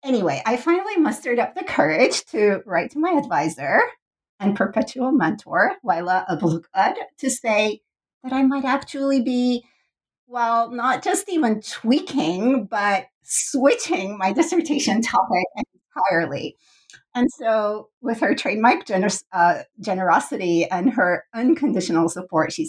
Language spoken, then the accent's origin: English; Turkey; growing up in Turkey